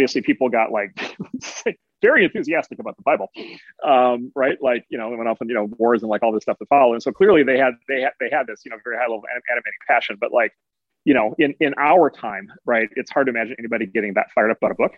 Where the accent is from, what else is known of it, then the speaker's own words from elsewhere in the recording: Midwest, United States; as a Midwesterner